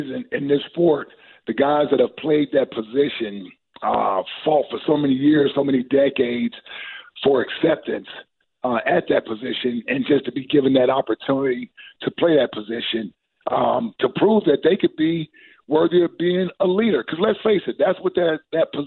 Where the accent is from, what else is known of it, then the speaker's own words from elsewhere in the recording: Cincinnati, Ohio, United States; I'm from Cincinnati